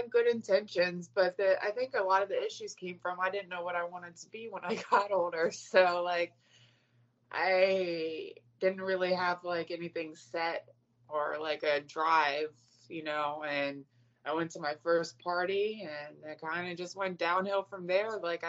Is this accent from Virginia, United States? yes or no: yes; Virginia, United States; In Virginia.